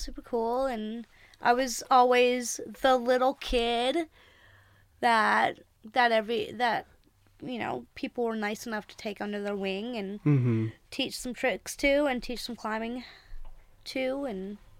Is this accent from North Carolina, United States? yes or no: yes; Greensboro, North Carolina, United States; I'm from Greensboro, North Carolina. Grew up climbing there.